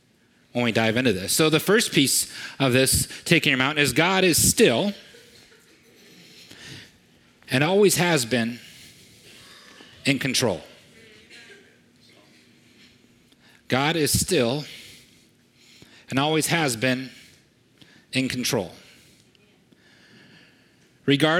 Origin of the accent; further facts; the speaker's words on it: United States; I'm an American, and I'm a proud American